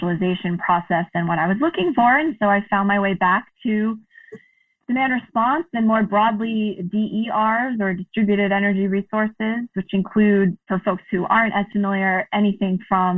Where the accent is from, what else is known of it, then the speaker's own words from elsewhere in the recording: New York City, New York, United States; moved away as an adult; also born or lived in New Hampshire; now in Massachusetts, United States; I grew up in Queens in New York City